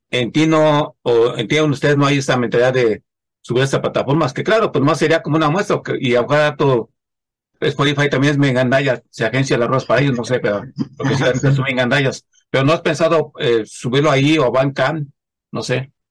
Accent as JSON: {"language": "Spanish", "country": "Mexico", "said": "Y luego nunca es tarde, como luego dicen, como buen mexicano, nunca es tarde."}